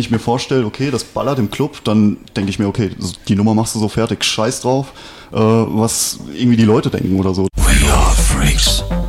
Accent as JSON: {"language": "German", "area": "Westerwald", "region": "Rhineland-Palatinate", "country": "Germany", "said": "bei uns im Westerwald"}